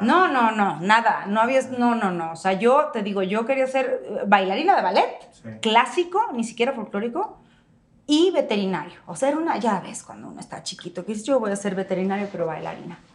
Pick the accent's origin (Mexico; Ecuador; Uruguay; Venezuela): Mexico